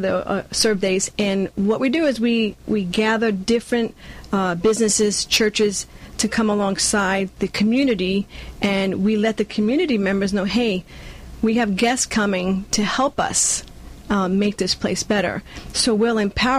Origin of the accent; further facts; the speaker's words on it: New York, United States; moved away as an adult; also born or lived in Cuba; now in California, United States; I was born in Cuba, and I grew up in Brooklyn, New York